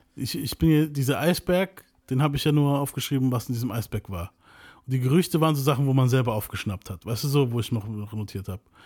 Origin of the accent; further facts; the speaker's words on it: Venezuela; bei uns in Venezuela